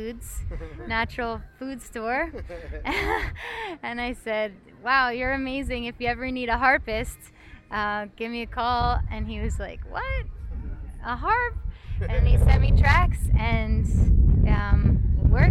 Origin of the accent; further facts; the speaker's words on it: Neptune, New Jersey, United States; now in Philadelphia, United States; I originally am from Neptune, New Jersey, but I now live in Philadelphia